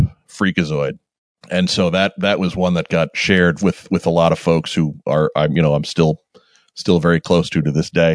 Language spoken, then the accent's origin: English; Long Island, New York, United States; we grew up on Long Island. We're from New York